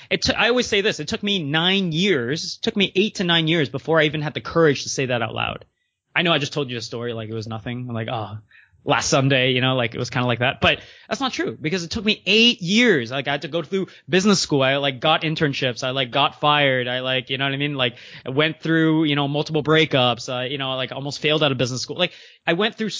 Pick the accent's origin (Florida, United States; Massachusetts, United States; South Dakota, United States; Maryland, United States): Maryland, United States; also born or lived in Canada; I grew up in the U.S., even though I'm Canadian, and shout out to Maryland.